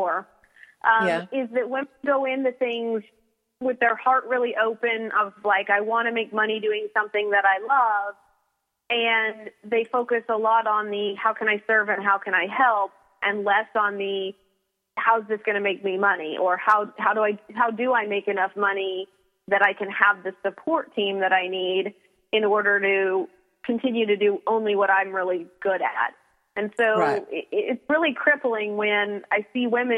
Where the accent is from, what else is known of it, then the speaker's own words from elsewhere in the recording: Mabank, Texas, United States; moved away as an adult; now in Florida, United States; I hail from Maybank, Texas